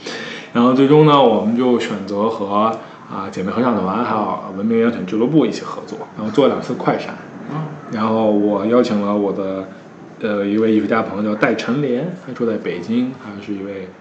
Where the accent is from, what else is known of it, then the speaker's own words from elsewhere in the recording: Beijing, China; moved away as an adult; now in Shanghai, China; 我一个北京人在上海